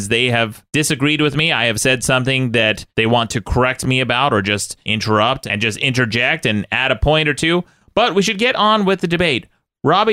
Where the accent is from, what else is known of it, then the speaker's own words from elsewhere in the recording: Utah, United States; I come from Utah.